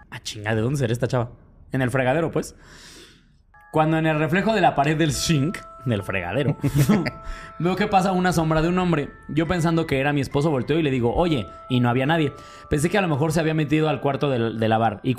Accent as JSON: {"language": "Spanish", "country": "Mexico", "said": "Es porque soy muy mexicano."}